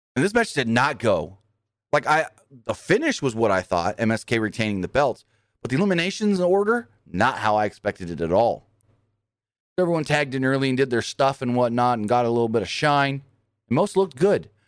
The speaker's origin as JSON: {"language": "English", "region": "California", "country": "United States", "tie": "born or raised there", "said": "I ended up in California 'cause I was born in California"}